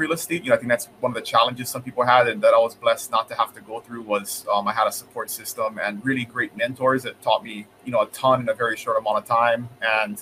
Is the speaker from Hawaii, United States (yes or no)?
yes; Kona, Hawaii, United States; I grew up here in the Big Island on the west side in Kona.